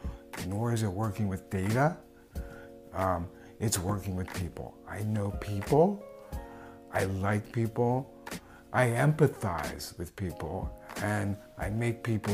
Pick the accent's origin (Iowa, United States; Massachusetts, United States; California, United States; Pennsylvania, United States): Pennsylvania, United States; Philadelphia; growing up in Philly